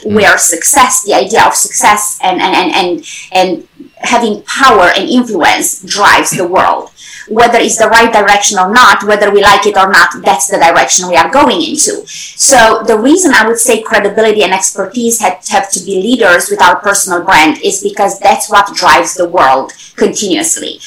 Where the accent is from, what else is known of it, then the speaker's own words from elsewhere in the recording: Romania; moved away as an adult; also born or lived in Germany; now in United States; originally from Europe, I grew up in Romania, I studied in Germany, and then right now, United States has been my home for over 20 years.